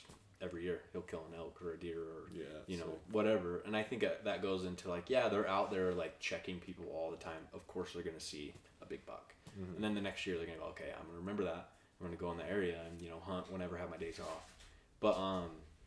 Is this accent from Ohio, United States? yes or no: no; Utah, United States; being in Utah, you know, growing up in Utah, growing up hunting.